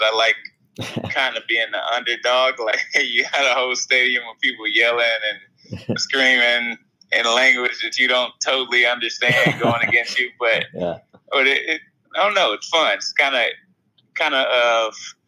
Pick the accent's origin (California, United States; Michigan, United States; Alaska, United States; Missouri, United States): Missouri, United States; St. Louis; I'm from St. Louis